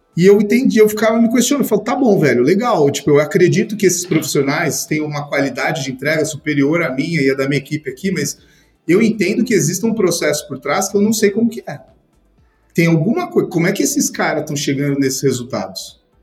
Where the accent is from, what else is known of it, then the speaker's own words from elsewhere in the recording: São Paulo, Brazil; aqui em São Paulo, sou de São Paulo